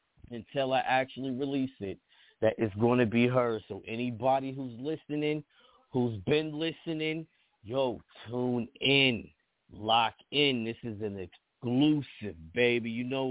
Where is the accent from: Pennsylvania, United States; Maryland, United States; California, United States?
Pennsylvania, United States; Pittsburgh; I'm from the East Coast. I'm from Pittsburgh, PA. Anybody don't know, that's East Coast.